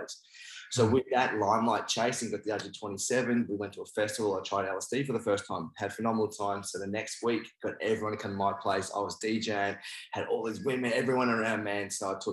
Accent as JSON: {"language": "English", "country": "Australia", "tie": "born or raised there", "also_born_or_lived": "New Zealand", "said": "I'm from New Zealand and I'm Māori, but I actually moved to Australia when I was 4."}